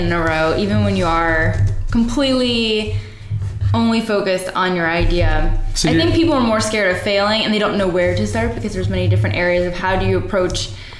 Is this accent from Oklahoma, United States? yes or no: no; Cleveland, Ohio, United States; Cleveland, Ohio.